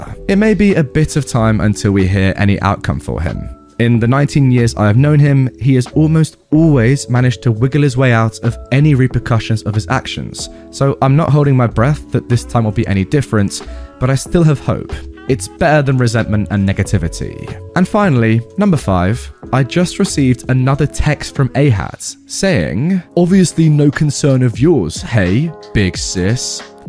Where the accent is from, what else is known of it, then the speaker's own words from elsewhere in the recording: Australia; Number one, I am from Australia, which might clarify some confusion.